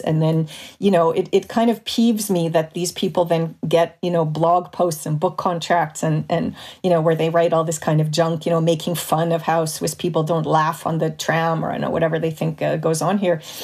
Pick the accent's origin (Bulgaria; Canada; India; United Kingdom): Canada; Montreal, Quebec; moved away as an adult; now in Switzerland; When I grew up in Montreal in the 70s and 80s